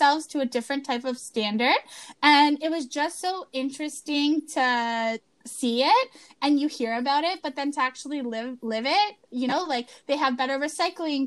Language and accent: English; Canada; we're Canadian